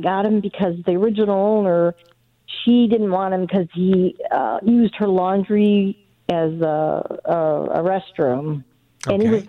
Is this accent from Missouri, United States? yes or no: no; Connecticut, United States; now in Florida, United States; I'm from Connecticut.